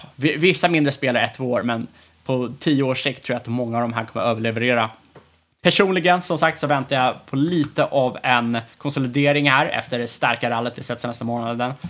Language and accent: Swedish; Sweden